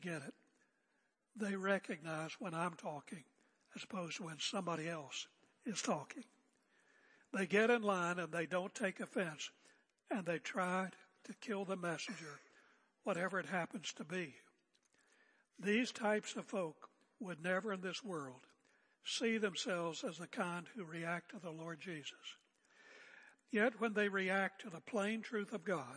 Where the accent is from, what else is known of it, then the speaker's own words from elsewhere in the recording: United States; now in Oregon, United States; my American heritage